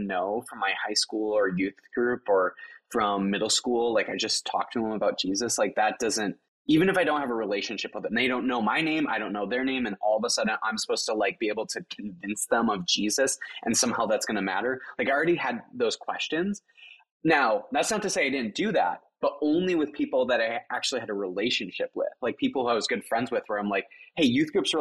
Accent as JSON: {"language": "English", "region": "South Dakota", "country": "United States", "tie": "born or raised there", "said": "I grew up in South Dakota where there's lots of different reservations."}